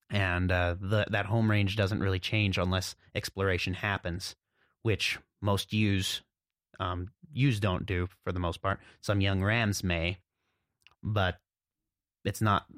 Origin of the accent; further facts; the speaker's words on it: Jackson, Montana, United States; I grew up here in Montana in the southwest corner, a little town called Jackson